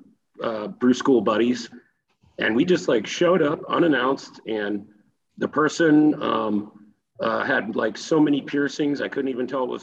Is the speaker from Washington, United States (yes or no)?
no; Tennessee, United States; also born or lived in Chicago; now in California, United States; I'm originally from Tennessee